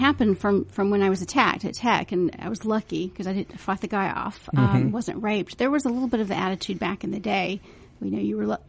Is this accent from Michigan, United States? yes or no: no; Valdosta, Georgia, United States; accent: twang; I was born in Valdosta.